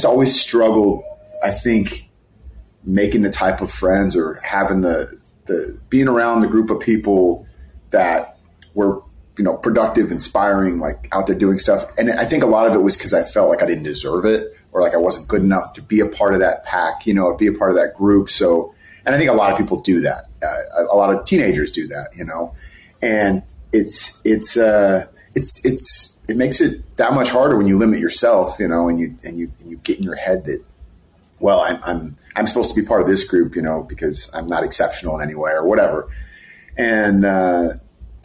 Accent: Bay Area, California, United States; I grew up in the Bay Area

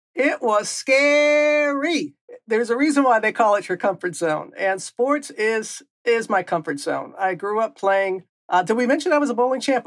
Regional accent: Mississippi Gulf Coast, United States; moved away; growing up on the Gulf Coast

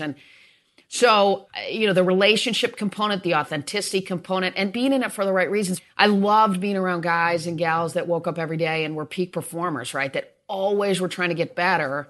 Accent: East Lansing, Michigan, United States; moved away as an adult; also born or lived in Atlanta; I Grew up in East Lansing, awesome parents, and, uh, went two miles down the road to Michigan State.

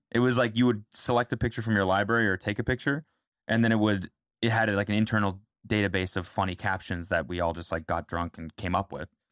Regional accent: Canada; now in United States; I'm Canadian

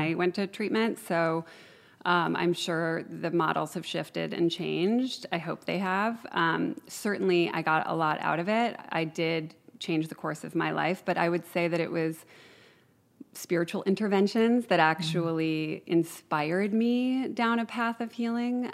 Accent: Chicago, Illinois, United States; now in Ojai, United States; I grew up in Chicago

